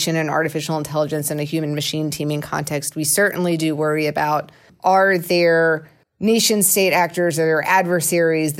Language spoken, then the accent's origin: English; Georgia, United States; I'm from Georgia and we said buggy